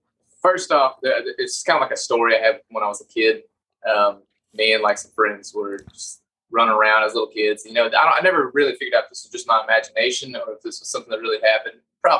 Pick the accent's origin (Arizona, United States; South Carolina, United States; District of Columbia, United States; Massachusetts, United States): South Carolina, United States; Anderson; We're from Anderson, South Carolina, like near the upstate. That's where pretty much born and raised.